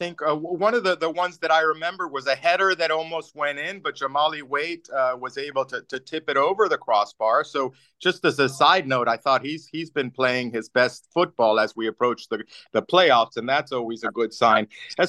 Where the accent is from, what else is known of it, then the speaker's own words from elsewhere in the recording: Pittsburgh, Pennsylvania, United States; I said, listen, I'm from Pittsburgh.